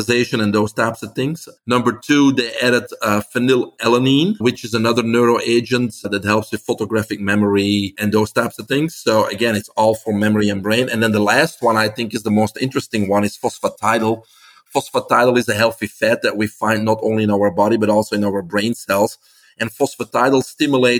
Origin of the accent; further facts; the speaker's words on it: Belgium; English is a second language; moved away as an adult; now in United States; I came here from Belgium. That's why I have this accent. In 1997, I was in my 20s